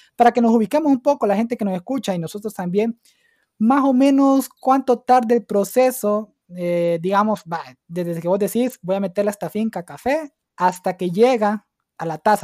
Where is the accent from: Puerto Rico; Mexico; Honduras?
Honduras; Santa Rosa, Santa Bárbara; yo soy de Santa Bárbara y soy de Santa Rosa Santa Bárbara